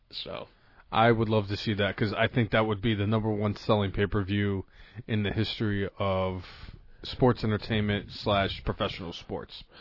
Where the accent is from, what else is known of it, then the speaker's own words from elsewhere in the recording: Ireland; because of the fact that I'm Irish, I have